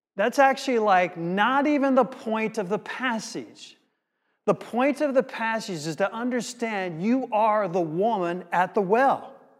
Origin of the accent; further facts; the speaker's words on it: United States; As an American in the late, um, early seventies, mid seventies in America